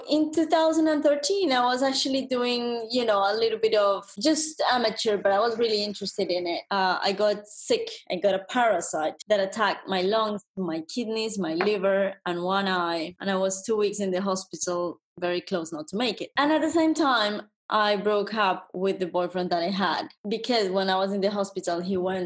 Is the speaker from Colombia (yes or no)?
yes; Colombia; first language Spanish; English is a second language; moved away as an adult; now in Paris, France; I come from Colombia. I'm from Colombia, South America.